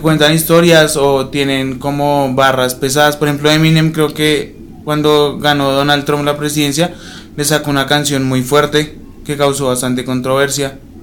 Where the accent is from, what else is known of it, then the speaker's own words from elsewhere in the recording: Bogotá, Colombia; also born or lived in Condoto, Chocó; no nací allá, yo nací en Bogotá